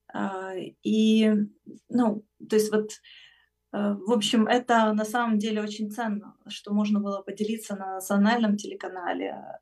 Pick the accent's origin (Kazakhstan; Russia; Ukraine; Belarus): Ukraine; я с Украины